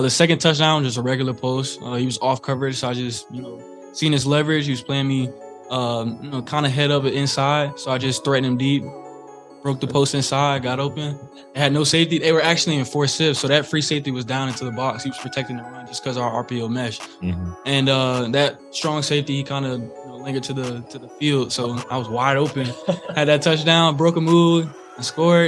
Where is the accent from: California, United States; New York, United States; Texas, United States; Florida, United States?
Florida, United States; I'm from Florida